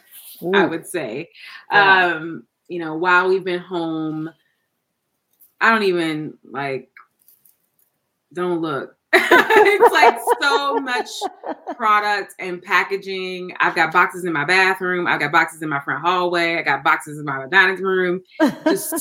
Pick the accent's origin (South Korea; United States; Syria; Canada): United States; the South; I'm from the South